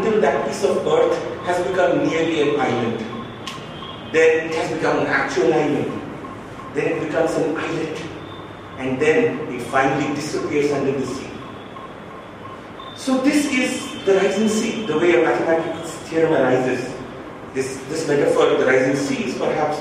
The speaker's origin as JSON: {"language": "English", "town": "Ranchi", "region": "Jharkhand", "country": "India", "said": "I'm from Jharkhand, I'm from Ranchi."}